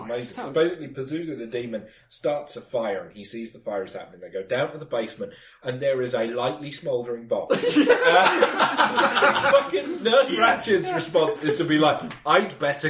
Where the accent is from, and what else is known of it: Wales, United Kingdom